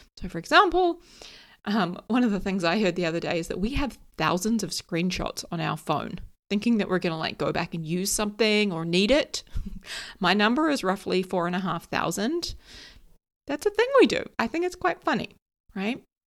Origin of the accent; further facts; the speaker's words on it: New Zealand; also born or lived in London; I live in New Zealand, I grew up here in New Zealand, but I moved to London for a couple of years.